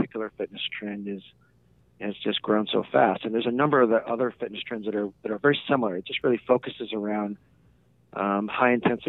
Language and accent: English; Southern California, United States; moved away as an adult; also born or lived in Annapolis, Maryland / Chicago; now in San Luis Obispo, United States; I grew up in Southern California